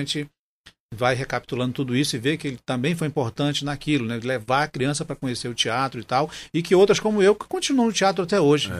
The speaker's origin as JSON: {"language": "Portuguese", "town": "Manaus", "region": "Amazonas", "country": "Brazil", "tie": "born or raised there", "said": "A minha infância foi muito interessante na Duque de Caxias, né? naquelas quebradas da Duque, que tinha lá o quintal da Dona Lindalva, aqueles quilombolas da Praça 14"}